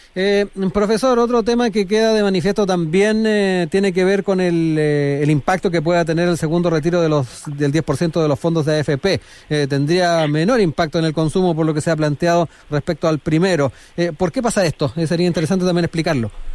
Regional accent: Chile; somos los chilenos

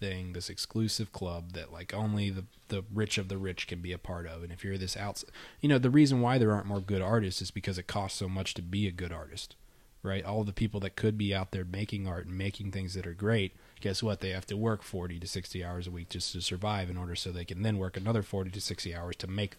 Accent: New York, United States; Dude, I'm from New York.

